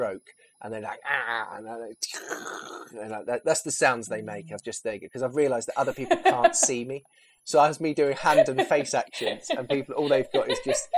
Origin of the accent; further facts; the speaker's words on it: Milton Keynes, South East England, United Kingdom; I'm originally from Bletchley in Milton Keynes, which would be considered, no disrespect to Bletchley now, because again, I'm born and bred there